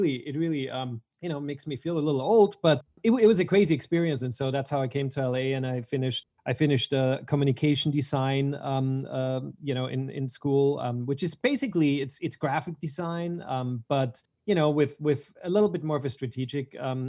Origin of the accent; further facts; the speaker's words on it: Vienna, Austria; moved away as an adult; also born or lived in Switzerland / Los Angeles; I was born in Vienna, Austria, and I've been there until I was about 19